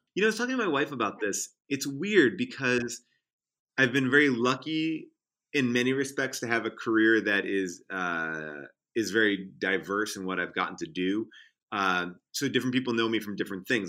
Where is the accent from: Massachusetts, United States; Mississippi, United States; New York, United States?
New York, United States; Long Island; also born or lived in Central Islip, New York / Northport, New York / Huntington, New York; I grew up, I mean, I'm all over the place. I, like, lived in Central Islip, Northport. I went to school in Huntington. Um, you know, so, like, I, Long Island, I kinda take pride